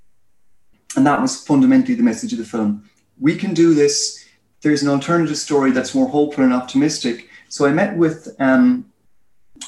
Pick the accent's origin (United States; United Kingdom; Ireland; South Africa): Ireland; accent: Irish; I'm Irish, as you can tell by my accent.